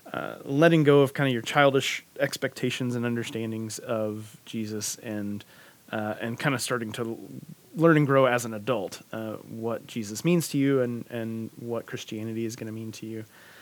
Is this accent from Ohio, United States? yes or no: no; Georgia, United States; So I grew up in Georgia, and in middle school, started going to a Southern Baptist church, kind of simple, small-town Southern Baptist church.